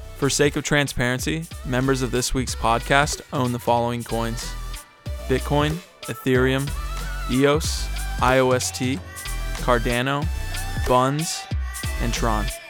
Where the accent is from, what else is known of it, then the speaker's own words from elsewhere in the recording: Virginia, United States; I'm from Virginia